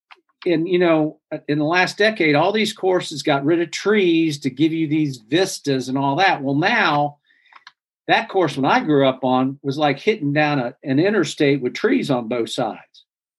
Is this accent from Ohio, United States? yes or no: yes; Ohio, United States; I grew up in Ohio